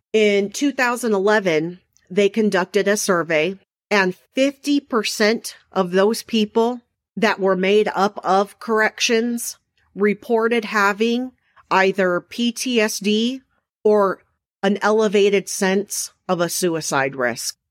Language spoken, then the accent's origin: English; Mesa, Arizona, United States; I was raised in Mesa, Arizona